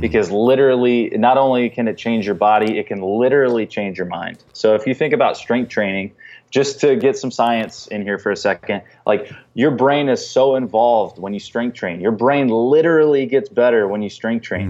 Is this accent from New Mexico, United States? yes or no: no; North Carolina, United States; now in Chicago, United States; I grew up in North Carolina and we didn't have a pro team